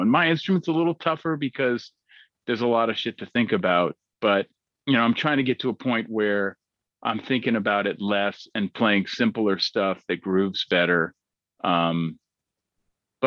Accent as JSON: {"language": "English", "town": "Berkeley", "region": "California", "country": "United States", "tie": "born or raised there", "said": "I grew up in Berkeley, California, so I heard everything from soul music to punk rock music growing up"}